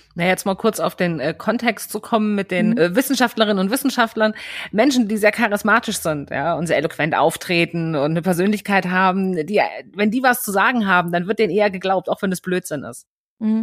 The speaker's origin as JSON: {"language": "German", "region": "Berlin", "country": "Germany", "said": "ich komme aus Berlin"}